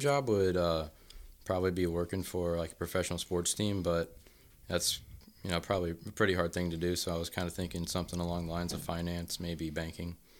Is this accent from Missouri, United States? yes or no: yes; Troy, Missouri, United States; moved away; I'm from Troy, Missouri